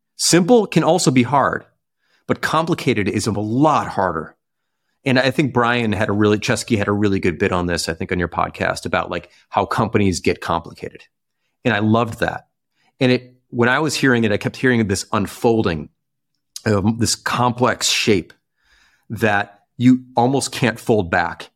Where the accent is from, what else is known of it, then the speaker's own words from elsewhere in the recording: Chicago, Illinois, United States; maybe it's a Midwesternness in me, you know, growing up in Chicago